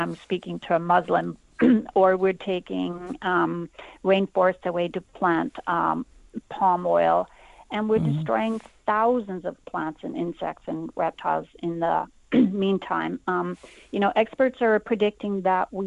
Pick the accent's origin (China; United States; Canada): Canada; I'm actually in Somerset right now, but I'm a Canadian.